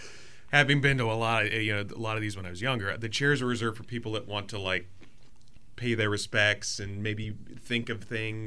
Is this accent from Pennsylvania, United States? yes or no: yes; Erie, Pennsylvania, United States; At least growing up in Erie